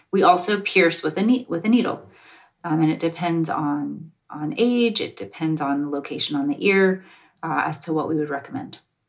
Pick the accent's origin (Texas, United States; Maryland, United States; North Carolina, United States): North Carolina, United States; also born or lived in Georgia; So I'm from the South. I was born in Georgia and I grew up in North Carolina.